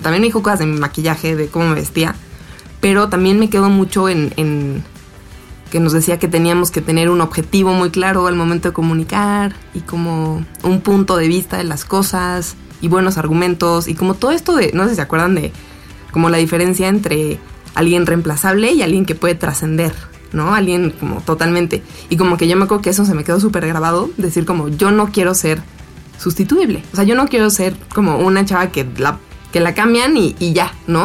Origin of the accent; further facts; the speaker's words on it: Cuernavaca, Morelos, Mexico; estuvo padre crecer en Cuernavaca y sí tuvo mucho que ver como eso, o sea, mi infancia en Cuernavaca